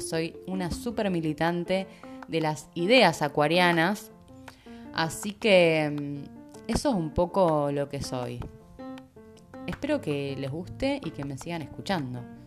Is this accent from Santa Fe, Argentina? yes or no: yes; Rosario, Santa Fe, Argentina; moved away as an adult; also born or lived in Capilla del Monte, Argentina; now in Puerto Madryn, Argentina; Soy de Rosario, Argentina, es una ciudad bastante grande de Argentina